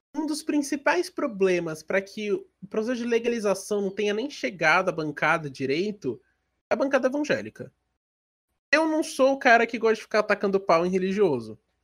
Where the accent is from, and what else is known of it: Brazil